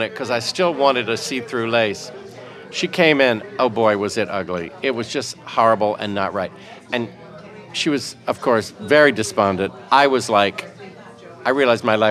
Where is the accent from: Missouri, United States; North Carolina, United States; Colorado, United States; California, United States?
North Carolina, United States; Raleigh; born and raised in Raleigh, North Carolina